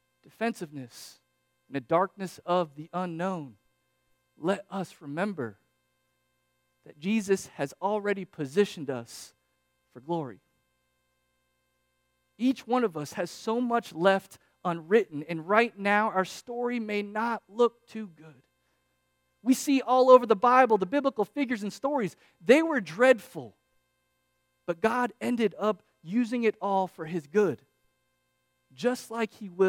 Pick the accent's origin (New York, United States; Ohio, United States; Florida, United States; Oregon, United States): Florida, United States; near Orlando; I grew up near Orlando